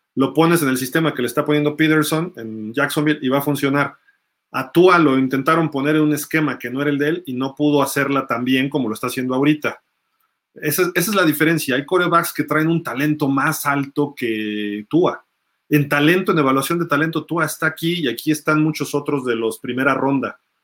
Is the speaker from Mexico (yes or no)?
yes; Mexico; soy mexicano